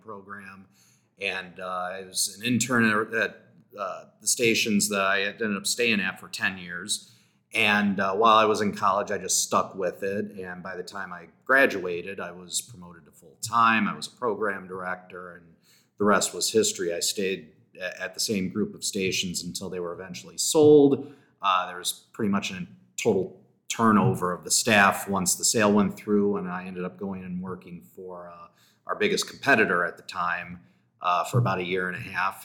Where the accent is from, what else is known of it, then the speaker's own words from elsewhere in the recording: Bourbonnais, Illinois, United States; also born or lived in Champaign, Illinois; I grew up originally in Bourbonnais, Illinois, about an hour south of Chicago, and then moved to Champaign